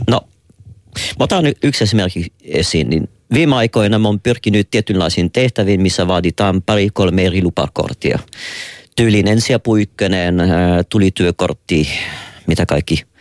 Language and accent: Finnish; Quebec, Canada; Finnish is a second language; now in Finland; mä oonkin Quebecista, joka on vielä jääkiekko painotteisempi kuin muu Kanada.